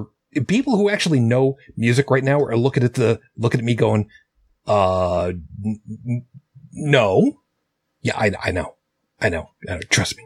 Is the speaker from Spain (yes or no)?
no; Canada; I'm Canadian. I don't get the joke. Could you U.S. folks explain that one to me?